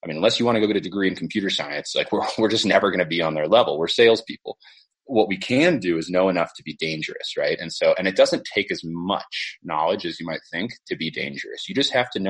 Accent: Silicon Valley, California, United States; I grew up in the Silicon Valley and I watched the dot-com boom happen

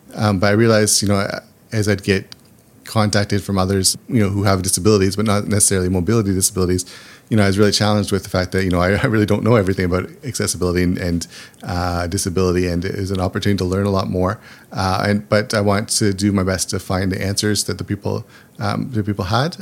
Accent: small town outside of Toronto, Ontario, Canada; moved away as an adult; now in Japan; I grew up in Canada. I'm from a small town outside of Toronto

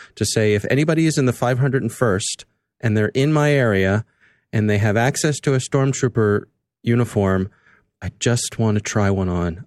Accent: Columbia, Maryland, United States; born or raised there

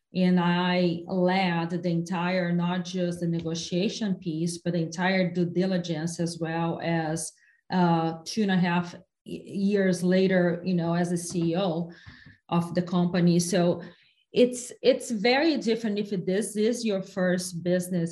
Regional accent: Brazil; now in United States; my hometown in brazil

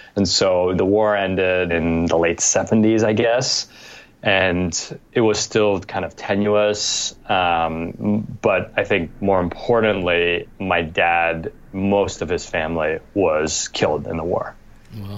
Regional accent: New York, United States; I was born in New York in 1979, and my parents had immigrated from Cambodia via France

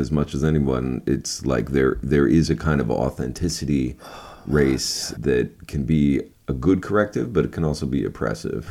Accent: Key West, Florida, United States; I was from Key West, Florida

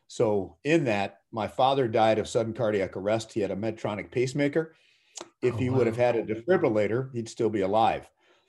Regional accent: Minnesota, United States; So I grew up in the Twin Cities

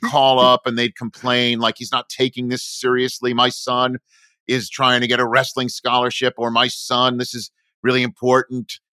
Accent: New York area, United States; born or raised there; moved away as an adult; also born or lived in Michigan / Chicago

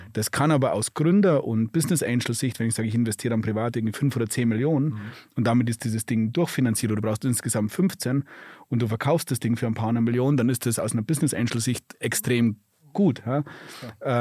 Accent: Germany

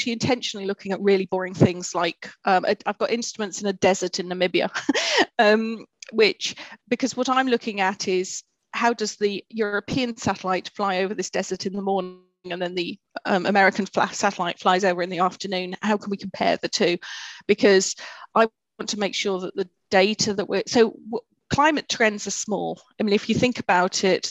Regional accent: United Kingdom; we as a British society

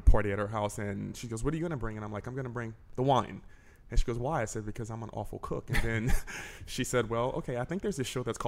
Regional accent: Southwest Louisiana, United States; I grew up in Southwest Louisiana

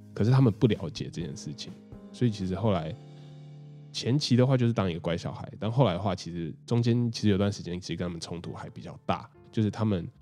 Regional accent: Taipei, Taiwan; moved away as an adult; also born or lived in Chiayi / United States; 我是台北人，可是我大学的时候就选择到嘉义去读哦

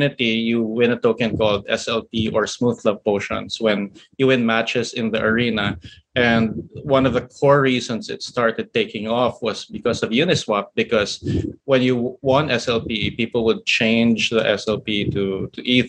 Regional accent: Philippines; here in my home country, the Philippines

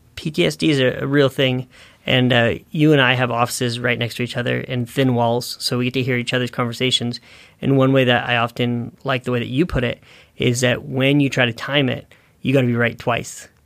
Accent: Northern California, United States; growing up in Northern California and seeing some of those damages in my hometown

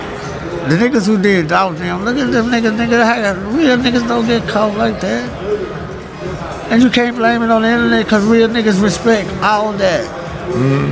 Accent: Memphis, Tennessee, United States; I'm originally from South Memphis

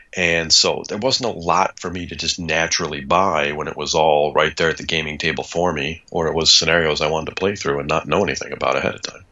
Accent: Kalamazoo, Michigan, United States; also born or lived in Ann Arbor, Michigan; I grew up in Michigan and originally in the wonderfully named Kalamazoo, Michigan

